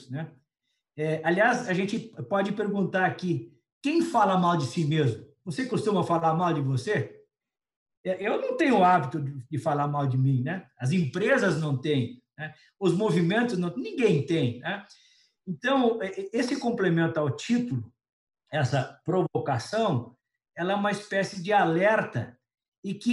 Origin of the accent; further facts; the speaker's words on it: Criciúma, Santa Catarina, Brazil; moved away; O pior é o seguinte, saí de Criciúma para Porto Alegre